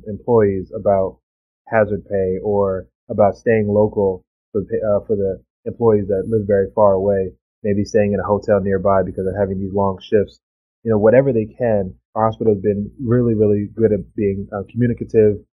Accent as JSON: {"language": "English", "country": "Bahamas", "tie": "born or raised there", "also_born_or_lived": "Florida", "moved": "yes", "lives_now": "United States", "said": "my home country, the Bahamas"}